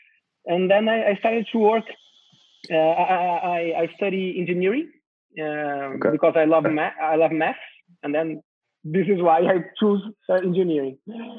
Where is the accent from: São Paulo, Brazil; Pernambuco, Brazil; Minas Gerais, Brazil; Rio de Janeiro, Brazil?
São Paulo, Brazil; I'm from São Paulo, Brazil, and I'm very happy and a pleasure to talk with you guys